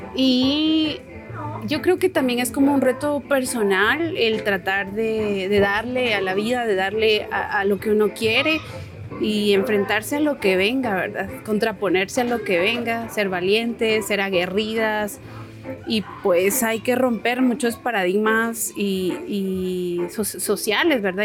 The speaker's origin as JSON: {"language": "Spanish", "region": "Quetzaltenango", "country": "Guatemala", "said": "soy de Shell"}